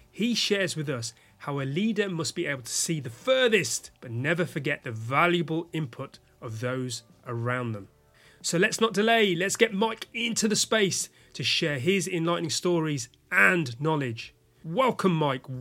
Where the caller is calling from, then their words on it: London, United Kingdom; And your host today is me … IT Labs Chief Talking Officer, and I'm speaking from London, UK.